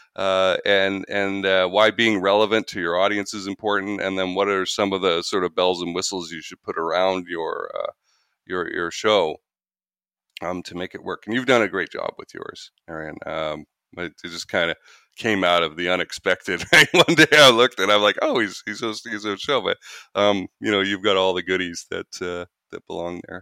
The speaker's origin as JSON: {"language": "English", "country": "Canada", "moved": "as an adult", "lives_now": "United States", "said": "I'm Canadian"}